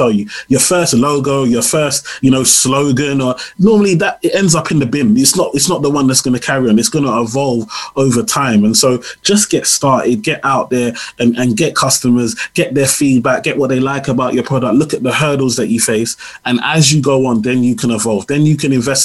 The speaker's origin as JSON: {"language": "English", "country": "Nigeria", "said": "I'm Nigerian"}